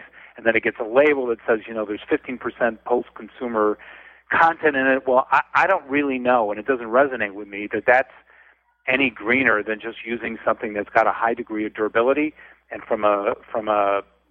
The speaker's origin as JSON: {"language": "English", "town": "Detroit", "region": "Michigan", "country": "United States", "tie": "born or raised there", "moved": "as an adult", "lives_now": "Los Angeles, United States", "said": "I grew up in the Midwest. I grew up with attic fans"}